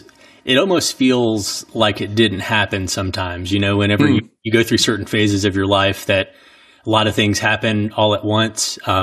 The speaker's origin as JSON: {"language": "English", "region": "Southeast", "country": "United States", "said": "Since I'm from the Southeast, we drive back and forth, every year for Christmas to be able to spend a little bit more time on the East Coast with family."}